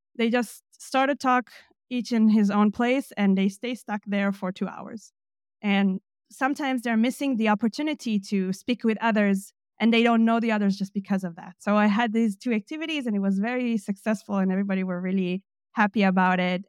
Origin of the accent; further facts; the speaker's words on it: Jerusalem, Jerusalem District, Israel; moved away as an adult; now in Leipzig, Germany; I'm originally from Israel. I was born in Jerusalem